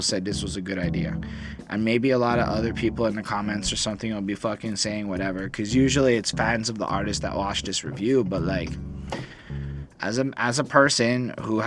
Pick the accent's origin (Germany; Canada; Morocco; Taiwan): Canada; I'm a Canadian person. I am Canadian